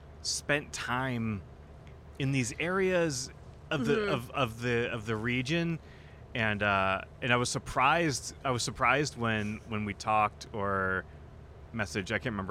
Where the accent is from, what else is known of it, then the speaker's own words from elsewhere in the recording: New Hampshire, United States; moved away; also born or lived in Boston, Massachusetts; I remember in my years living in Boston, I've always been like a Boston. Boston's my home city, even though I grew up in New Hampshire.